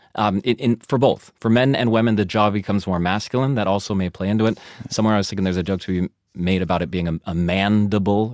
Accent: United States; moved away as an adult; now in Germany; I'm American

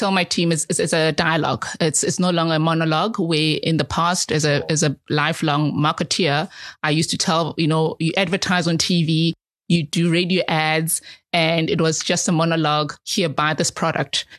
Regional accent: Soweto, Gauteng, South Africa; I'm a South African. I'm an African. and I've lived in Soweto, in the townships

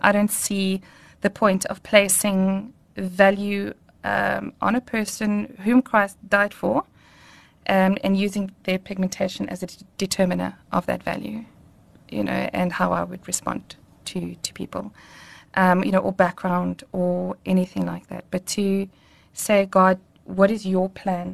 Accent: Welkom, Free State, South Africa; I grew up in Welkom in the Free State

